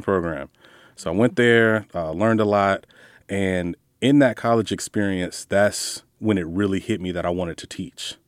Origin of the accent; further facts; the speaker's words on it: Jacksonville, Florida, United States; first language English; Jacksonville, Florida, grew up on the north side.